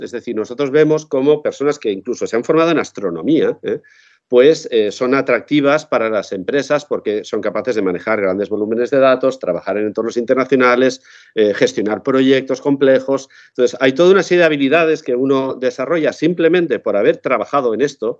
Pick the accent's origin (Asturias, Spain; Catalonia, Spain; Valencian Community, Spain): Valencian Community, Spain; Quart de Poblet; mi pueblo natal, en Cuar de Poblet, Valencia